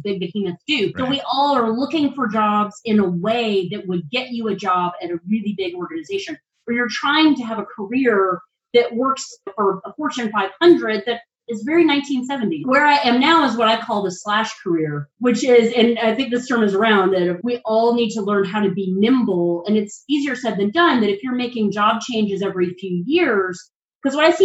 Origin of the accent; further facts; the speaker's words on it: North Carolina, United States; moved away as an adult; now in Washington, D.C., United States; I'm from North Carolina. I spent most of my adult life here until about 5 years ago, and I moved to Washington, D.C.